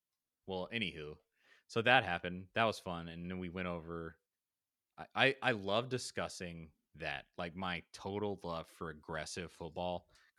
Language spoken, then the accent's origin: English; Knoxville, Tennessee, United States; I mean, I grew up in Knoxville, went to Tennessee twice. I mean, I'm a Tennessee dude.